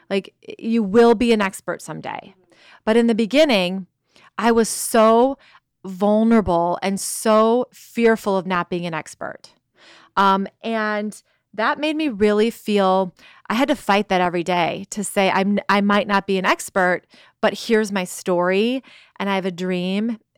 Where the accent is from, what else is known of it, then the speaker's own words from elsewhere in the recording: Chicago, Illinois, United States; moved away; also born or lived in California; From, yeah, I'm from Chicago in the Midwest